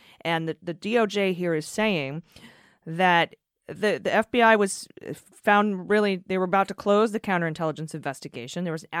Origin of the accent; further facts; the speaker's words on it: Canada; I'm a bit of an American news junkie that I sometimes forget I'm actually Canadian, but I indeed am.